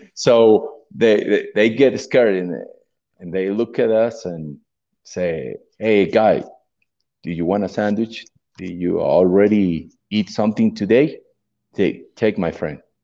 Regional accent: Mexico; English is a second language; I'm from Mexico

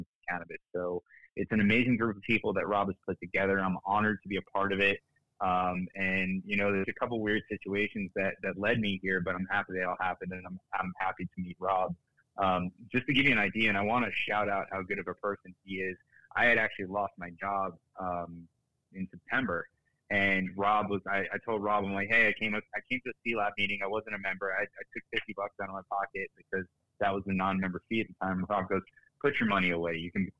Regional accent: New Jersey, United States; now in South Florida, United States; I'm from New Jersey, too

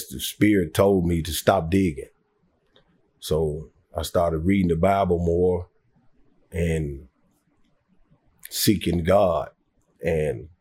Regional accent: Detroit, Michigan, United States; moved away; I grew up in Detroit

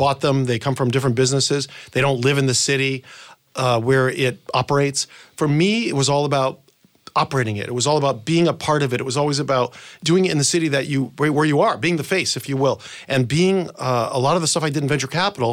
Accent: New Bedford, Massachusetts, United States; moved away; also born or lived in Southern California; I was in New Bedford, Massachusetts, where I grew up, small town

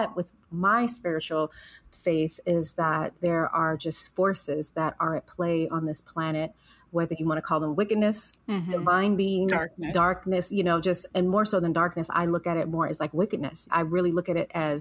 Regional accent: Los Angeles, California, United States; growing up in South Central Los Angeles, a very urban community

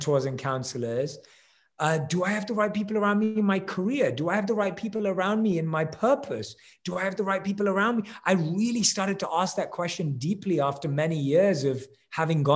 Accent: London, United Kingdom; moved away as an adult; now in Los Angeles, United States; With me and my wife, we both are born and raised in London. We currently live in LA.

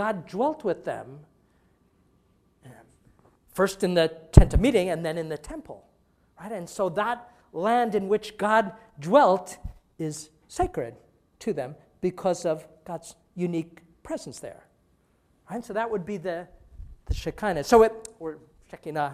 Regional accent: Long Island, New York, United States; now in St. Louis, United States; where I grew up in Long Island

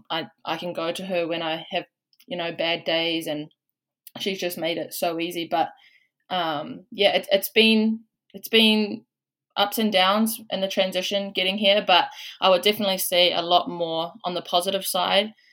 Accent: Waikato, New Zealand; moved away as an adult; now in Washington State, United States; I'm from Waikato, um, back home

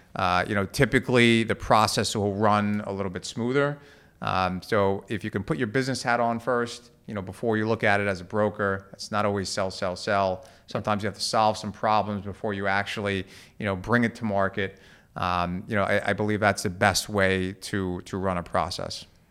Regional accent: Levittown, New York, United States; I grew up in Levittown, uh, in Long Island

